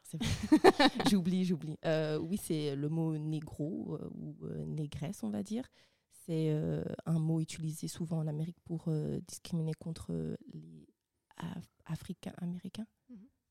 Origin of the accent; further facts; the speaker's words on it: Rwanda; je suis rwandaise